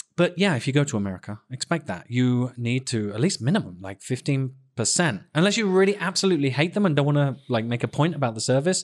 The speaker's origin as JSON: {"language": "English", "region": "England", "country": "United Kingdom", "moved": "yes", "said": "I'm so English"}